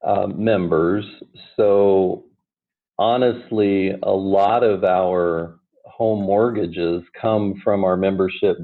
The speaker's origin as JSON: {"language": "English", "town": "Omaha", "region": "Nebraska", "country": "United States", "also_born_or_lived": "Wayne, Nebraska", "said": "I'm from the Omaha area, and at 17 years ago, we moved back"}